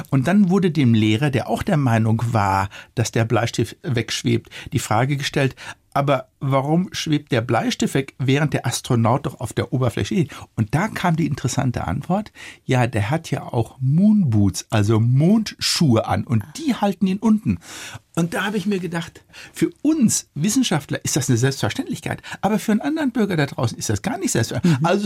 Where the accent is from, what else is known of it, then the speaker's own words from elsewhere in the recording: Germany; Wir als Deutsche, wir waren ja ganz weit